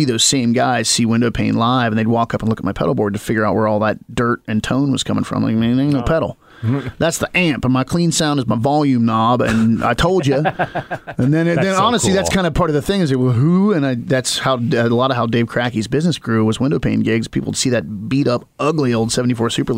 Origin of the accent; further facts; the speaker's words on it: Appalachia, United States; I'm from Appalachia.